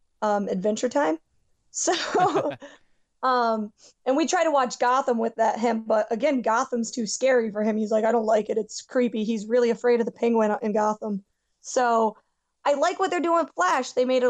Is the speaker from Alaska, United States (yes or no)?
no; New York, United States; growing up in New York